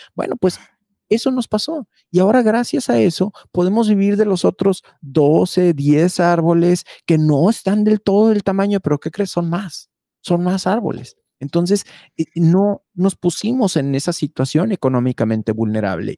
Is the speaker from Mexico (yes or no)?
yes; Mexico